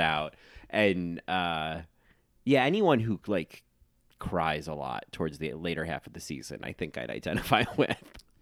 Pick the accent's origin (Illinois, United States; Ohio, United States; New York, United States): New York, United States; New York City; New Yorkers, we don't get over things